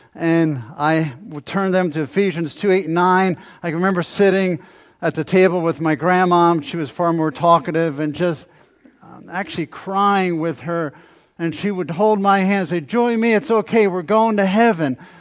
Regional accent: New Jersey, United States; as a teenager growing up in South Jersey

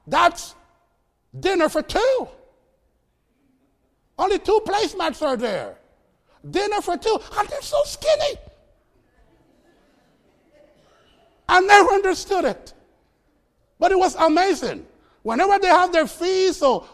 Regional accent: Costa Rica; moved away as an adult; now in United States; My heritage is Jamaican, even though I was born in Costa Rica

